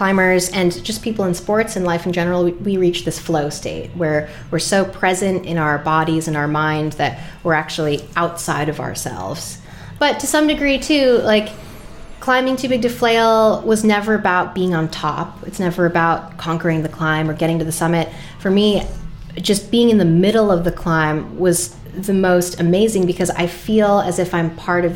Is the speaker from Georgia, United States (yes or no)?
no; Rhode Island, United States; I grew up in Rhode Island